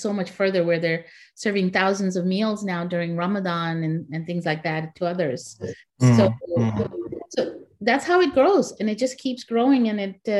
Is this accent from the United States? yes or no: no; Pakistan; now in Canada; And then I, as a Pakistani, we needed an organization for us. So I'm the founding member of the Pakistani Canadian Association of Nova Scotia.